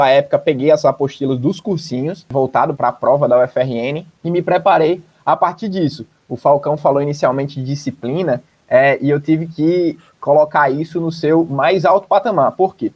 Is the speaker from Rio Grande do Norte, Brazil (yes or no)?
yes; Natal, Rio Grande do Norte, Brazil; also born or lived in Barbacena, Minas Gerais; como eu era de Natal, como eu sou de Natal